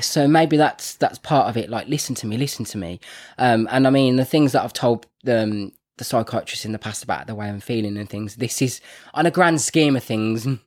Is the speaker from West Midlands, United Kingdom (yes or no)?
yes; Birmingham, West Midlands, United Kingdom; also born or lived in Wolverhampton; I'm from Birmingham, so I say things like Grant and Bath and Path